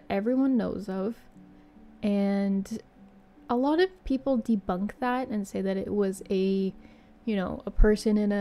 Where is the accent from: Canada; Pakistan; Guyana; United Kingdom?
Canada; I'm Canadian